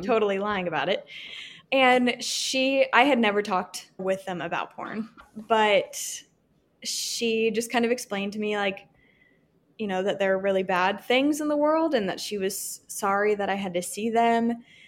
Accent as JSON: {"language": "English", "region": "Virginia", "country": "United States", "moved": "as an adult", "lives_now": "Texas, United States", "said": "I'm from Virginia, but I currently live in a super teeny tiny border town in Texas"}